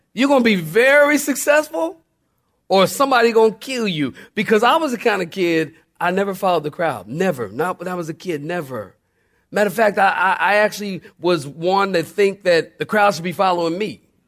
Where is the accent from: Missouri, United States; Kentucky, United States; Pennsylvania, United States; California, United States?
Pennsylvania, United States; Philadelphia; I'm from Philly. We used to dig the tar out of the street